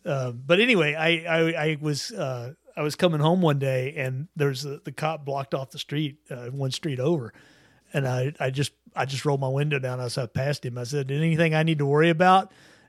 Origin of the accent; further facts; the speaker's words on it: Louisiana, United States; But, but I'm not from Louisiana, so I don't give a shit.